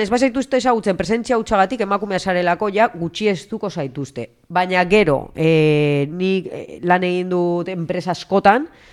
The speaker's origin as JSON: {"language": "Basque", "town": "Usansolo", "region": "Basque Country", "country": "Spain", "tie": "born or raised there", "moved": "yes", "said": "txikitan hasi nintzen ja usan solon ba horre futbito mutilekin"}